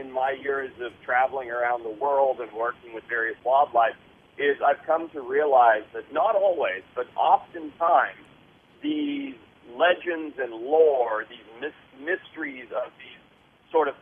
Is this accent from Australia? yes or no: no; Zimbabwe; moved away; I grew up in Southern Africa